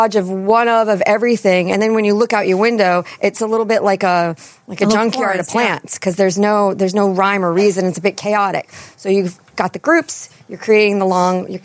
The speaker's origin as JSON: {"language": "English", "region": "East Coast", "country": "United States", "accent": "East Coast", "moved": "yes", "lives_now": "Chicago, United States", "said": "my East Coast accent"}